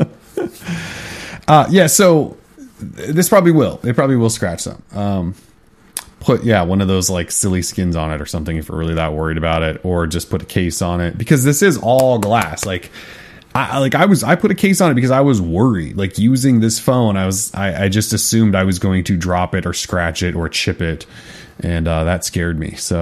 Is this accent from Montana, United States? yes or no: yes; Montana, United States; my family's all Verizon because we're from Montana